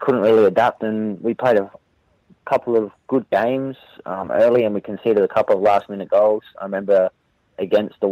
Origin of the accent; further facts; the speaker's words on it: Adelaide, South Australia, Australia; come back and play in my hometown